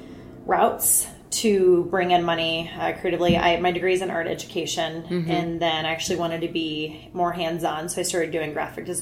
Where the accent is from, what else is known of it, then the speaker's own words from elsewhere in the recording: Central Missouri, United States; born and raised in Central Missouri on a farm